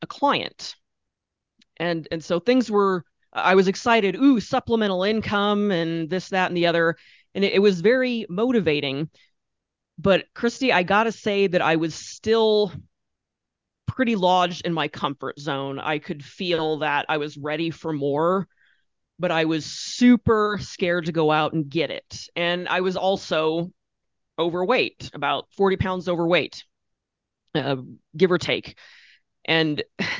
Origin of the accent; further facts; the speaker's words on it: Orofino, Idaho, United States; moved away as an adult; I was living in my hometown, which is awesome, and I was working at a small town newspaper